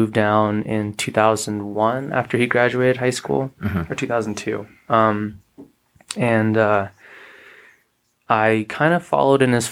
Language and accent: English; Anchorage, Alaska, United States; moved away as an adult; also born or lived in Chicago / Calgary; I was born in Anchorage, Alaska